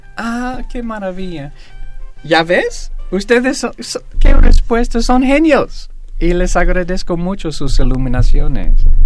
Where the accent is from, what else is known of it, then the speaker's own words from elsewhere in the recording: Greece; yo soy griego